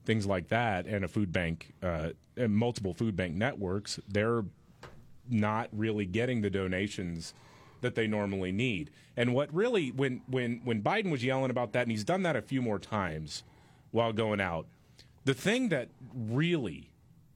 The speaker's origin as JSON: {"language": "English", "region": "Texas", "country": "United States", "tie": "born or raised there", "said": "I grew up in Texas"}